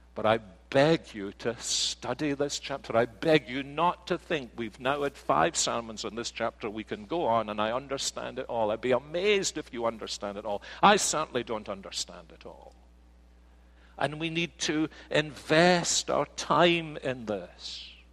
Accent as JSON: {"language": "English", "region": "Scotland", "country": "United Kingdom", "moved": "yes", "lives_now": "United States", "said": "But I am a Scotsman"}